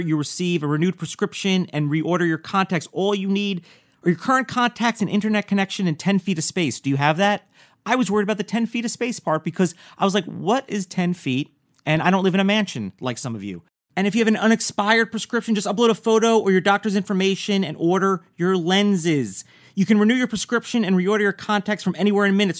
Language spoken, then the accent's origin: English; New York, United States; also born or lived in New Jersey; was born in Jersey, I grew up in New York.